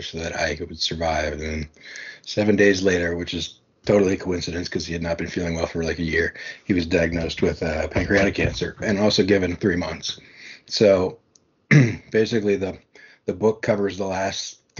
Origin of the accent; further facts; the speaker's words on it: New York, United States; I'm from New York